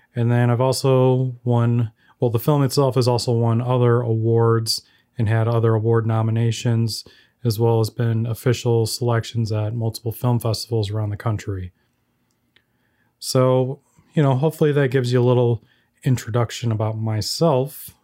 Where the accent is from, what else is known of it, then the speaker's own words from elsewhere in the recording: Chicago, Illinois, United States; I'm a filmmaker from the Chicagoland area